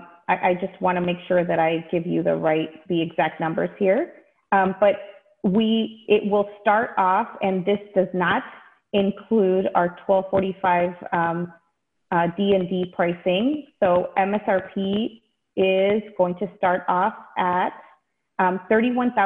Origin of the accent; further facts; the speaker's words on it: Texas, United States; now in Michigan, United States; I actually am a Texas native. I grew up in Texas